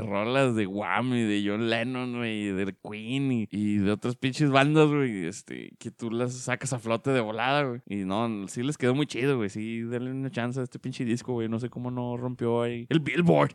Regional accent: Mexico

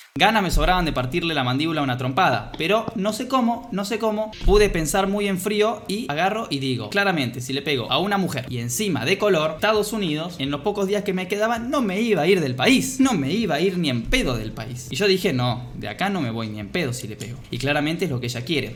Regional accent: Argentina; yo soy de Argentina

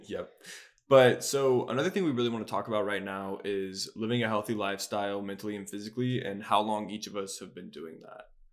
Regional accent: Charlotte, North Carolina, United States; I'm also from Charlotte

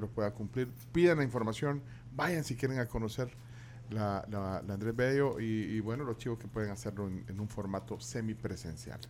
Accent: El Salvador

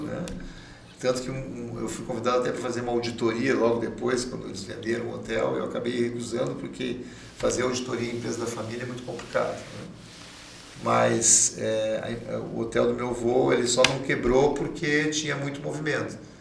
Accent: Caxias do Sul, Rio Grande do Sul, Brazil; also born or lived in Porto Alegre; a minha infância toda é lá em Caxias do Sul

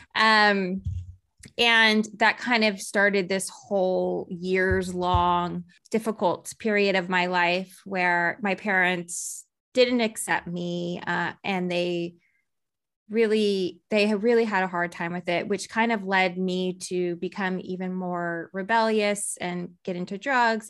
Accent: Texas, United States; I grew up in Texas

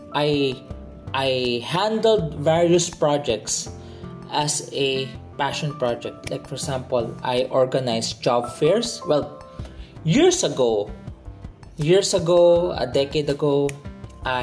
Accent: Philippines; my home country, Philippines

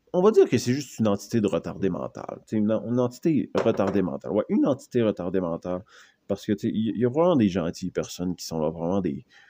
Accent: Canada; je suis Canadien

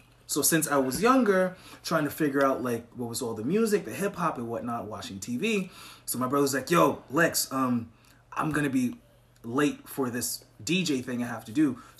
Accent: Montreal, Quebec, Canada; So I'm from Montreal, Canada, which is a province of Quebec.

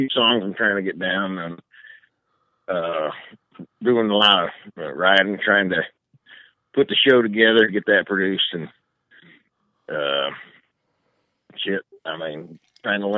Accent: Ohio, United States; moved away as an adult; now in California, United States; Originally from Ohio

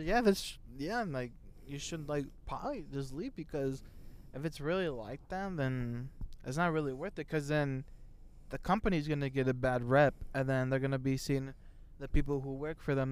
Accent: Indiana, United States; we're from Indiana

